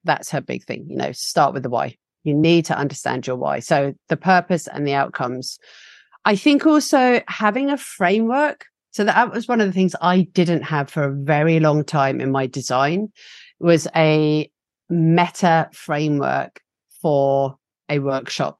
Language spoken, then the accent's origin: English; England, United Kingdom; accent: English; my English accent